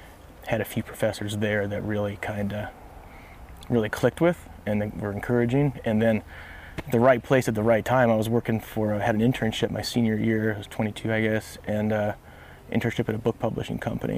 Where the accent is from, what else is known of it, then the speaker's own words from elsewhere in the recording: Midwest, United States; I grew up all over the Midwest.